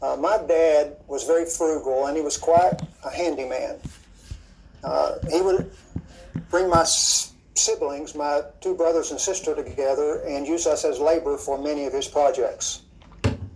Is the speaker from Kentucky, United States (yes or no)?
yes; Paintsville, Kentucky, United States; I'm originally from Paintsville, Kentucky. That's a small town of about 4,000 in the eastern part of the state